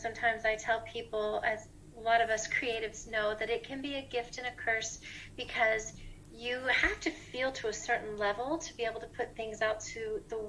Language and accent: English; Tampa, Florida, United States; moved away as an adult; now in Nashville, United States; I'm originally from Florida, Tampa Bay, Florida in the USA. And I moved to Nashville, Tennessee about 16, 17 years ago